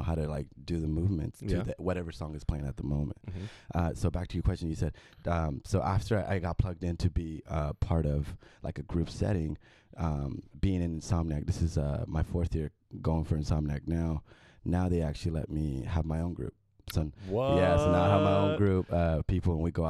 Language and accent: English; Bakersfield, California, United States; moved away as an adult; also born or lived in Mexicali, Mexico / Los Angeles, United States; I was born in Mexicali, and then moved to Bakersfield, lived in Bakersfield pretty much all my life